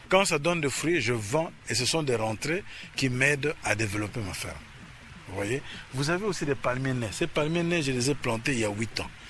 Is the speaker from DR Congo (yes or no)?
yes; Leverville, Kwilu, DR Congo; born there; moi je suis né à Leverville, à Losanga, où euh, on vivait la production de l'huile de palme. À ce moment-là, vous savez, notre pays était le premier exportateur d'huile de palme.